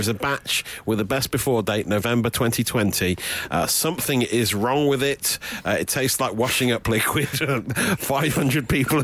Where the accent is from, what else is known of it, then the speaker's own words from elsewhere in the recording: Nottingham, East Midlands, United Kingdom; my hometown of Nottingham